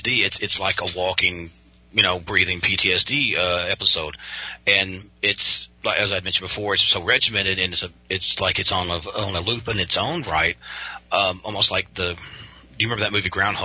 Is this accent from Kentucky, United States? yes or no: yes; Western Kentucky, United States; I am from Western Kentucky, it's very conservative, and most people here live kind of faith-based lives